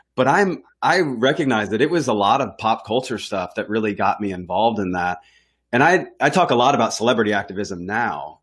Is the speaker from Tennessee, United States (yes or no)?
yes; Nashville, Tennessee, United States; I'm from Nashville, and I was living in Nashville. I was, uh, I guess I was just fin-, finishing high school at the time